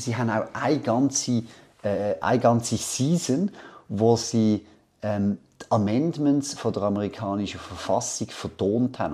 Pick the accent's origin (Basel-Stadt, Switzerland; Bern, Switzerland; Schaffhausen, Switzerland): Basel-Stadt, Switzerland; Basel; ich bin in Basel aufgewachsen